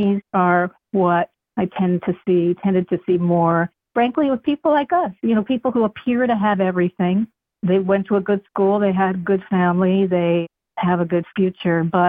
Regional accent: New York City, New York, United States; moved away as an adult; also born or lived in Ashland, Kentucky; I'm from Queens

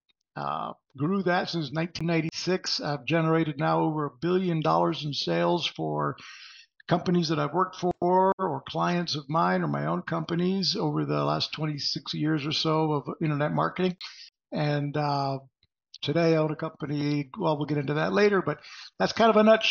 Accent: Puerto Rico; moved away as an adult; also born or lived in Texas; I was growing up in Puerto Rico, and my mother's Mexican. My dad's Mexican.

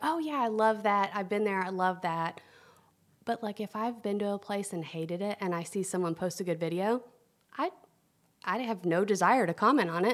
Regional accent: Tennessee, United States; now in Atlanta, United States; I'm from Tennessee. I was a little girl. I grew up, I just love to eat

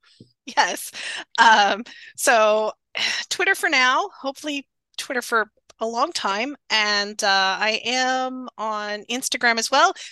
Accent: Northern Ontario, Canada; moved away; also born or lived in Waterloo, Ontario; I live in Waterloo now, but I grew up in Northern Ontario

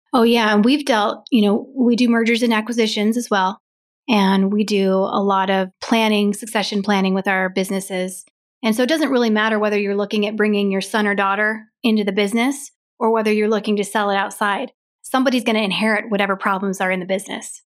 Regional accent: Grand Lake, Colorado, United States; also born or lived in Nebraska; I grew up in Grand Lake

